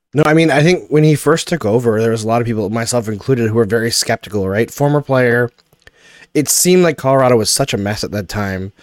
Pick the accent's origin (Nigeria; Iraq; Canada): Canada; growing up outside of Quebec